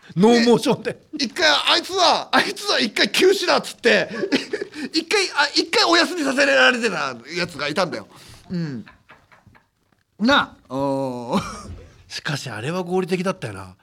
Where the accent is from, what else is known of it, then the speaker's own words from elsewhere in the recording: Hokkaido, Japan; 俺北海道出身なんだけど